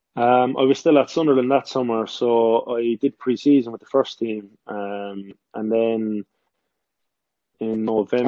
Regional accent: Cork, Munster, Ireland; also born or lived in Kerry; now in England; I'm born and bred in Cork.

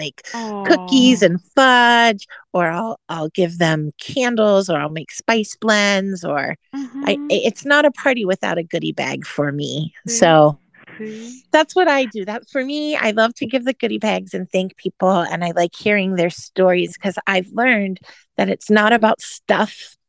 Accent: California, United States; also born or lived in Indiana; now in Florida, United States; So I normally, now that I live in Florida, and because I grew up in California and life was in California, and then I lived in Indiana and it would be snowing.

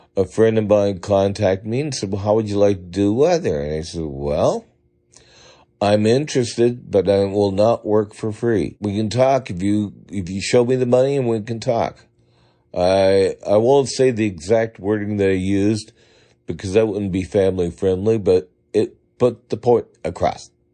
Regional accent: Pittsburg, California, United States; now in Medford, United States; I grew up in the San Francisco Bay Area in the town of Pittsburgh, the one without the H in it. We, I lived in Pittsburgh, California

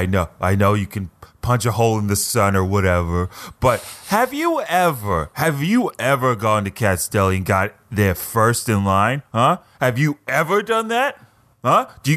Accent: New York, United States; That's right. I'm from New York. I watched this show.

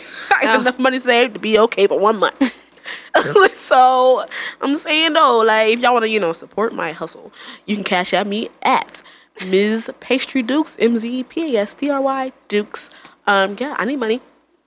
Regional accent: Jamaica; One of my jobs, because you know, I'm Jamaican. I got a lot of jobs.

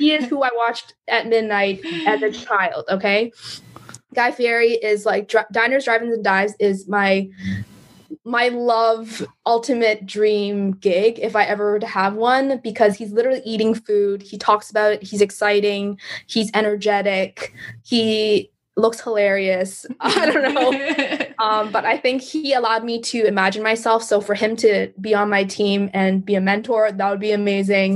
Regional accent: Canada; I'm a Canadian Chinese girl

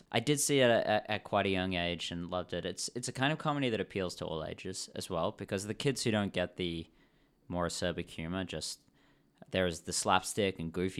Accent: England, United Kingdom; born there; I was born in England, and I care about the Queen's English

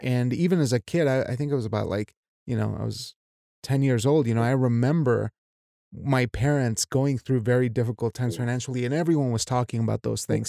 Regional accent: Mexico; as a Mexican

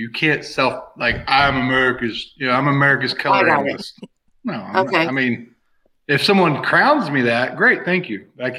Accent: Oklahoma, United States; Just because I'm from Oklahoma?

